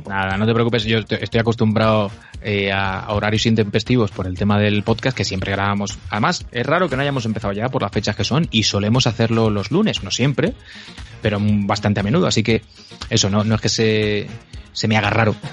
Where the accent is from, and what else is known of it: Elche, Valencian Community, Spain; now in Madrid, Spain